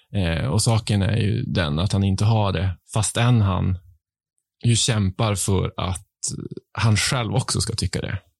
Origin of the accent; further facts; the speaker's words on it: Piteå, Norrbotten County, Sweden; accent: Piteå dialect; moved away as an adult; also born or lived in Stockholm archipelago; now in Stockholm, Sweden; Jag har inte bott i Piteå ja. på 20 år, men eh, hemligheten är ju att umgås med andra Piteåbor